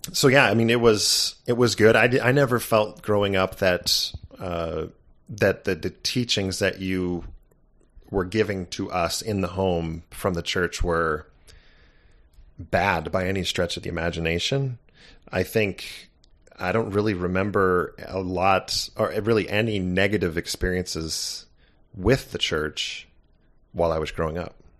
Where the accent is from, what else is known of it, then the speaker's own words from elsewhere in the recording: Santa Barbara, California, United States; growing up in Santa Barbara, California wasn't too shabby